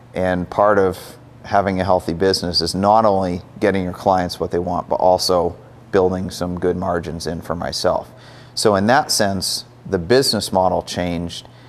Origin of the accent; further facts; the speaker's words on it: Maine, United States; moved away as an adult; now in Cleveland, United States; I grew up in Maine. Lived there for 18 years, moved out to Cleveland for college